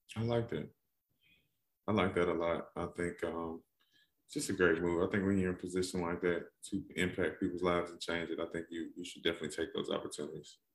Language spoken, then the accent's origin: English; Atlanta, Georgia, United States; I'm from Atlanta